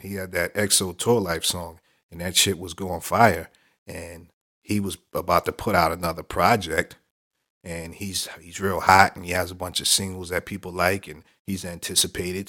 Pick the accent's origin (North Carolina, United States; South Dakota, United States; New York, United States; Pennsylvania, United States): New York, United States; New York City; my hometown, Brooklyn